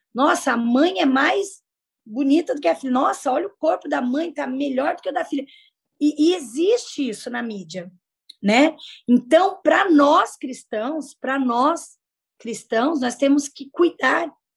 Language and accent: Portuguese; Peruíbe, São Paulo, Brazil; also born or lived in Colorado do Oeste, Rondônia / Jundiaí, São Paulo; eu cresci na cidade de Peruípe por um período, vim de Rondônia, Colorado do Oeste, mas nasci no interior de São Paulo, Jundiaí